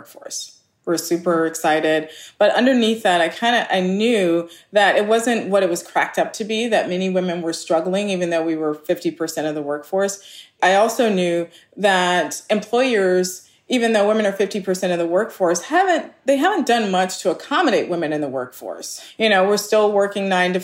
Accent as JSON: {"language": "English", "town": "Los Angeles", "region": "California", "country": "United States", "tie": "born or raised there", "said": "I grew up in Los Angeles and we're poor working class"}